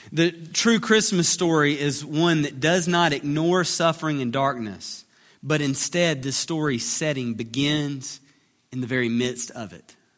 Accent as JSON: {"language": "English", "region": "Alabama", "country": "United States", "said": "we're from Alabama"}